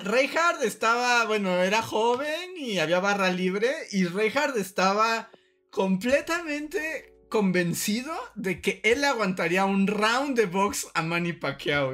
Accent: Mexico; mi historia de niño mexicano en Acapulco

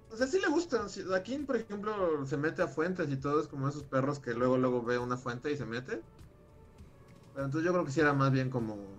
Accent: Mexico City, Mexico; also born or lived in Acapulco; yo, nací en la Ciudad de México, pero en ese momento mi familia vivía en, en Acapulco ya llevaba viviendo allá muchos años

